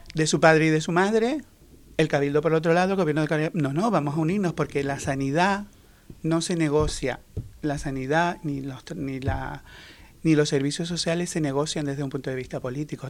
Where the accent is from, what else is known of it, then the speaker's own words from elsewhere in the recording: Canary Islands, Spain; soy canario